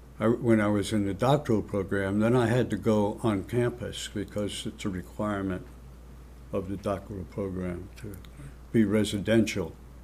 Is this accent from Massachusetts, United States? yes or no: no; Newark, New Jersey, United States; also born or lived in East Orange, New Jersey; And I'm told I was born in Newark, New Jersey. I don't remember it, but yes. And our family lived in Newark. When I was young, I went to several schools in Newark.